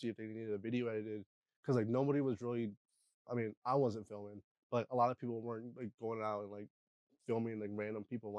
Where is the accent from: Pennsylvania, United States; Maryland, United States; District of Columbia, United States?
Pennsylvania, United States; Eders; now in Harrisburg, United States; I'm from Eders, Pennsylvania.